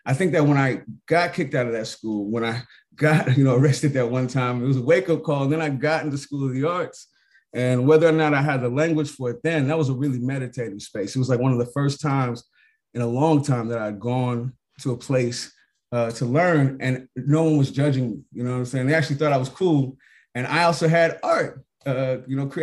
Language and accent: English; San Francisco, California, United States; I'm from San Francisco, Hunters Point, the spot that is not on the tourist map